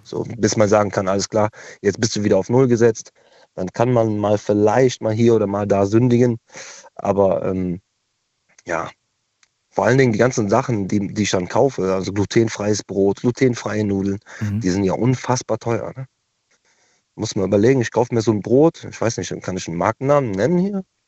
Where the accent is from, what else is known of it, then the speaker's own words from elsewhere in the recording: Cologne, North Rhine-Westphalia, Germany; Ich komme zwar aus Köln